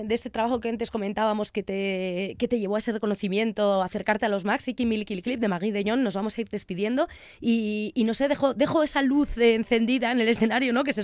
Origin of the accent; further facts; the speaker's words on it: Argentina; moved away; Yo vengo de la Argentina.